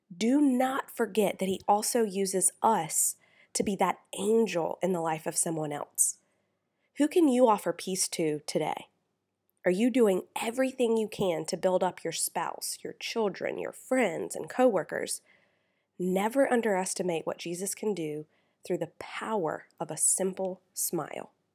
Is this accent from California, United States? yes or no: no; South Carolina, United States; I'm from South Carolina, where you wave at people whether you know them or not